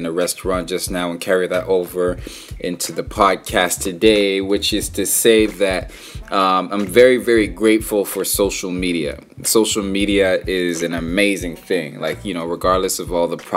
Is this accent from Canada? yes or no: yes; Vancouver, British Columbia, Canada; I grew up in Vancouver my whole life